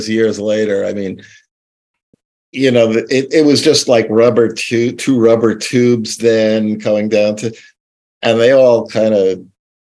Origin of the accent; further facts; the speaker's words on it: New York City, New York, United States; I grew up in Queens, New York